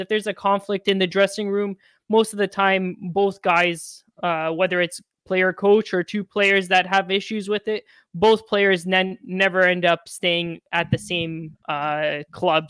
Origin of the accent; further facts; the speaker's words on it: Hamilton, Ontario, Canada; my hometown